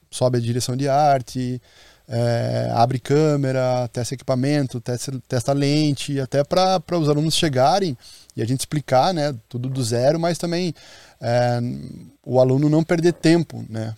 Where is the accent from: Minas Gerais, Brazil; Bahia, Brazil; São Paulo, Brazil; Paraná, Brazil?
Paraná, Brazil; Curitiba; now in Maceió, Brazil; Eu sou de Curitiba, moro em Maceió